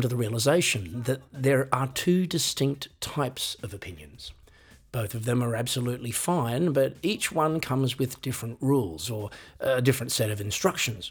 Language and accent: English; Australia; I am an Australian